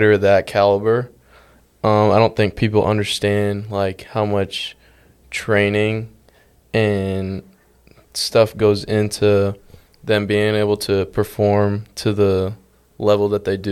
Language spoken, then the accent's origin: English; Woodstock, Georgia, United States; I'm a junior from Woodstock, Georgia. Lived there my whole life.